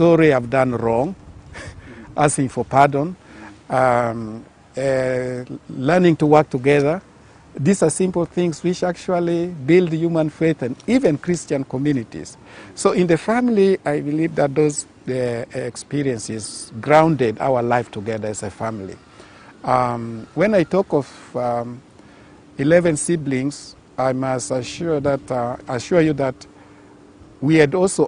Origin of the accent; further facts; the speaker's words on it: Arua, Northern Region, Uganda; I was raised in Arua, born and raised in Arua.